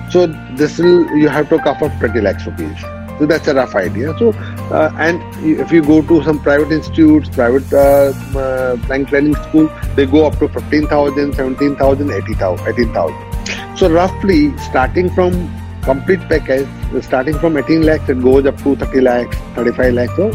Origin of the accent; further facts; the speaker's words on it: India; हमारी मातृभाषा है हिंदी से अच्छा क्या होता है यही बोलते हुए बड़े हुए